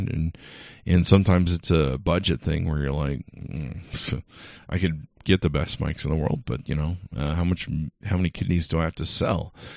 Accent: California, United States; I grew up in California, so thank God I grew up in a melting pot of raci-, of racial diversity

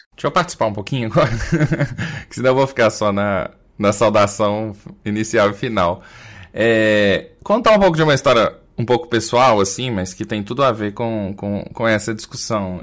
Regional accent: Minas Gerais, Brazil; accent: mineiro; also born or lived in Belo Horizonte; o meu sotaque é mineiro

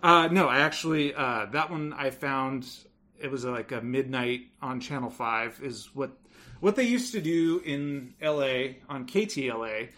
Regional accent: Los Angeles, California, United States; I am from Los Angeles.

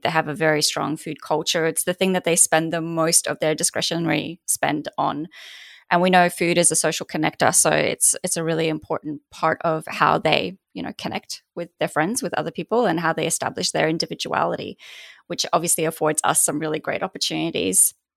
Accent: Poland; also born or lived in Australia; now in United States; being raised in Poland myself

